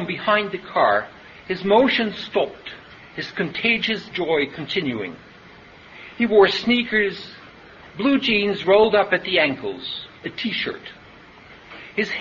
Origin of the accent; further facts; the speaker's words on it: Haarlem, North Holland, Netherlands; In my hometown of Haarlem in the Netherlands